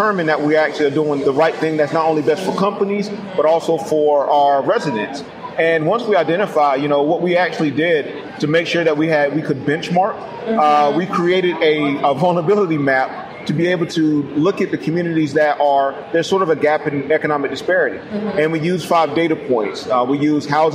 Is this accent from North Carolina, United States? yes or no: yes; New Bern, North Carolina, United States; also born or lived in Raleigh, North Carolina; I was born in New Bern, which is a small rural community